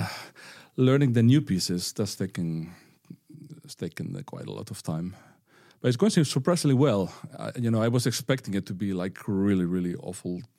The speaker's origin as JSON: {"language": "English", "region": "northern Spain", "country": "Spain", "tie": "born or raised there", "second_language": "English", "moved": "as an adult", "lives_now": "Bergen, Norway", "said": "I grew up in a fishing town in northern Spain where no one had ever played the violin before."}